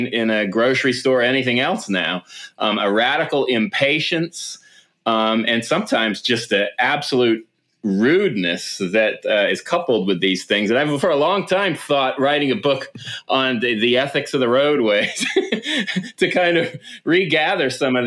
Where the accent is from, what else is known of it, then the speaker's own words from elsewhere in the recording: the South, United States; moved away; growing up in the South